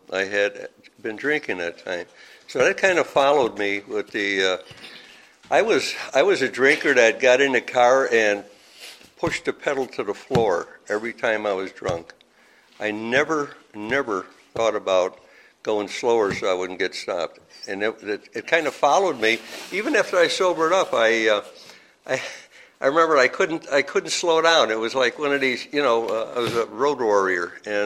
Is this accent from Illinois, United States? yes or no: yes; Chicago, Illinois, United States; moved away as an adult; I was born and raised in Chicago, and never been out of that city